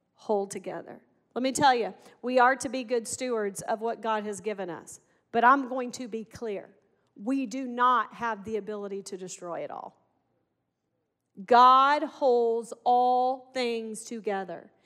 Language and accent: English; Arkansas, United States; I'm from Arkansas